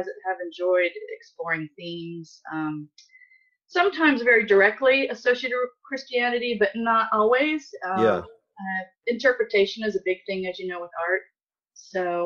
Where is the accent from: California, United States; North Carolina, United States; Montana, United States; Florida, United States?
California, United States; Southern; moved away as an adult; I grew up in Southern California